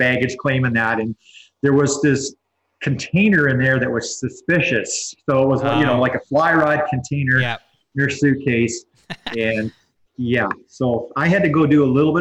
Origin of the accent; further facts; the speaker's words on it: Southern Ontario, Canada; when I was a kid growing up in Southern Ontario